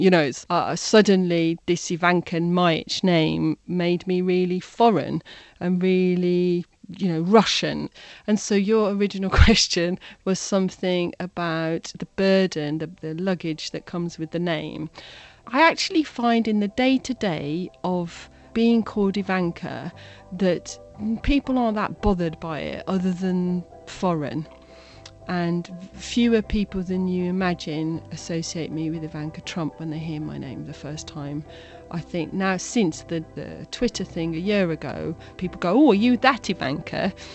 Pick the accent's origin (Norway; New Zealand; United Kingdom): United Kingdom; Birmingham, West Midlands; I was born in Britain in the 70s. When I was a little girl in Birmingham, I wasn't foreign